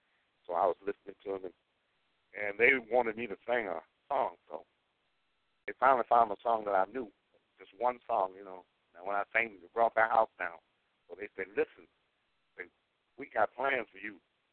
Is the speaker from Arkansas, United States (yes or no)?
yes; Arkansas, United States; also born or lived in Illinois / Kansas; Well, between Arkansas, Chicago, and Kansas. And then I spent some time in D.C. and in California.